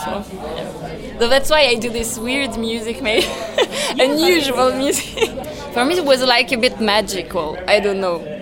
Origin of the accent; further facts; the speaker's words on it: Paris, Île-de-France, France; I come from France, Paris. I mean, I was born there.